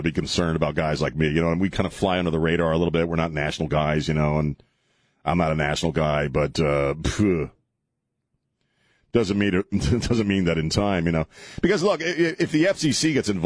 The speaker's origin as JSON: {"language": "English", "region": "East Coast", "country": "United States", "tie": "born or raised there", "moved": "yes", "said": "where I grew up on the East Coast"}